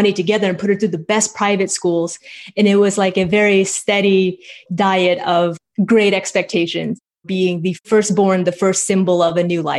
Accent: Portland, Oregon, United States; So I grew up in Portland, Oregon. My parents came from Vietnam. They came as refugees after the war in 75.

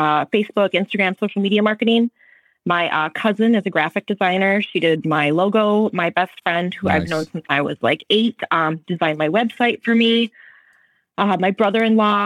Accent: Minnesota, United States; moved away as an adult; now in San Luis Obispo, United States; I'm originally from Minnesota

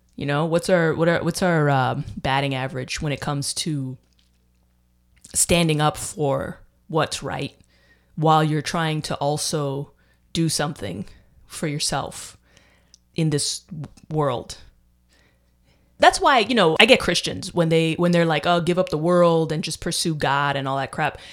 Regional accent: United States; also born or lived in Dominican Republic; I'm American. And I, you know, I speak fluent Spanish. I lived in, I went to high school in Dominican Republic. I'm American, though

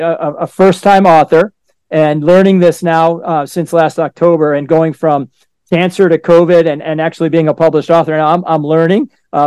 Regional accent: Boston, Massachusetts, United States; I grew up in Boston, and we had candle pins.

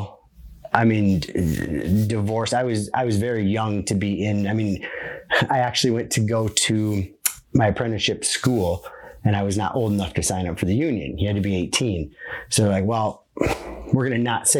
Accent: Midwest, United States; I'm from the Midwest.

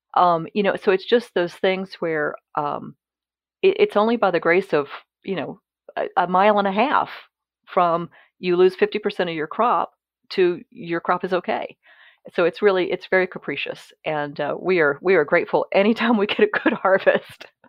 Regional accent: Mississippi, United States; moved away as an adult; now in Virginia, United States; I'm originally from Mississippi

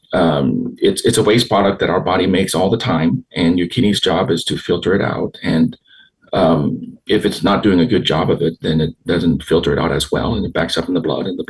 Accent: Houston, Texas, United States; I grew up here in Houston

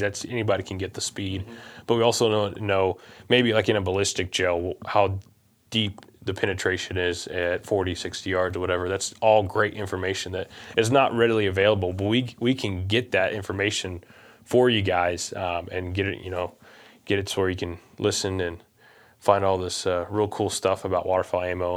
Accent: Missouri, United States; we're from Missouri

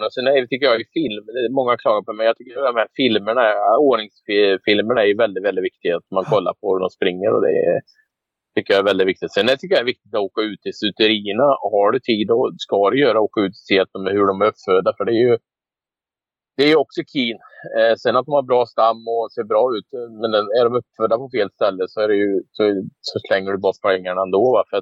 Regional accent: Västergötland, Västra Götaland, Sweden; moved away as an adult; also born or lived in United States / Canada; jag bosatte mig då i Trova. Min pappa är, jag är västgöte så jag är ja. från den trakten.

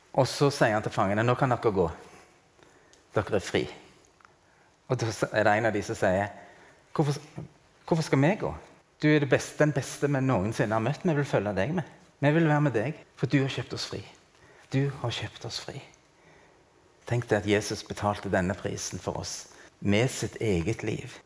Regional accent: Norway; jeg er norsk og har hatt norsk pass

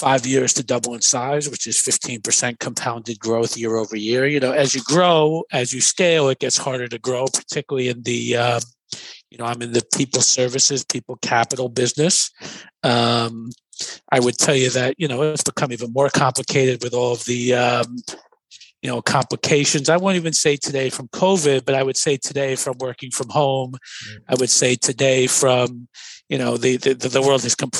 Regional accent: New York City, New York, United States; also born or lived in Brooklyn; So I'm a native New Yorker. I was born in Brooklyn, moved to the Bronx at the age of 3. I attended New York City public schools.

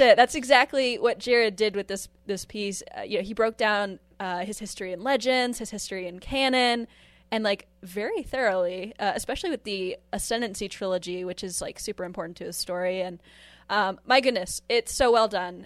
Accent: Maine, United States; my hometown

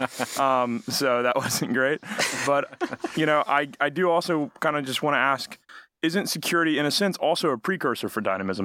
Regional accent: Alabama, United States; I'm from Alabama

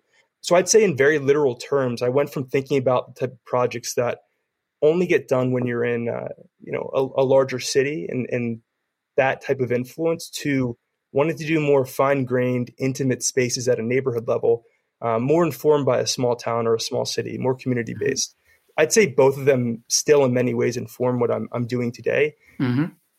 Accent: New York, United States; moved away as an adult; also born or lived in Westchester / Charlottesville, Virginia; now in Southern California, United States; being born and raised in New York, going to school in New York, was working in New York at that time and assumed I'd just stay there forever.

